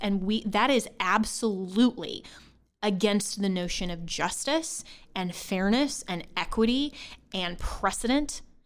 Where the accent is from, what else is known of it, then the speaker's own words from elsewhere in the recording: Colorado, United States; my home state of Colorado, I'm a registered voter in Colorado, always have been